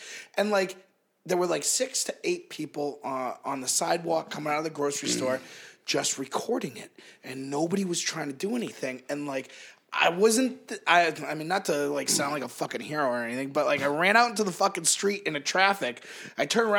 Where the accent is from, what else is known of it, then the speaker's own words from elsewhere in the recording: East Coast, United States; now in Los Angeles, United States; I'm from the East Coast.